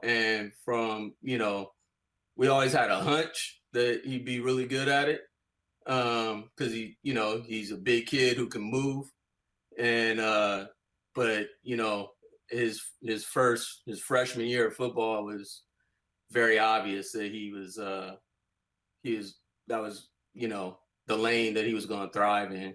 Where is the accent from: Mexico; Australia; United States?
United States; Bay Area, California; growing up in the Bay Area